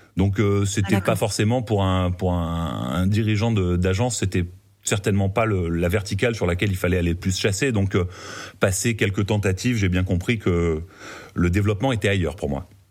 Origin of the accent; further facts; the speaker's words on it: Marseille, Provence-Alpes-Côte d'Azur, France; moved away; also born or lived in Paris; je suis marseillais d'origine